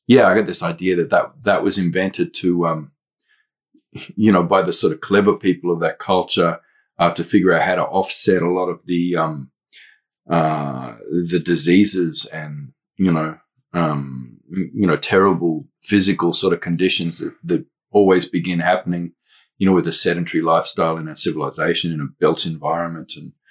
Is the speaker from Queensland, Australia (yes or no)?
yes; Western Cape York, Queensland, Australia; now in Melbourne, Australia; I can move back up north, 3,500 kilometers to my own homelands up there, Western Cape York.